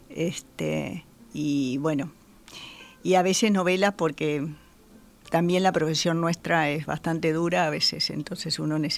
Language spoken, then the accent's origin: Spanish; Montevideo, Uruguay; Soy de Montevideo.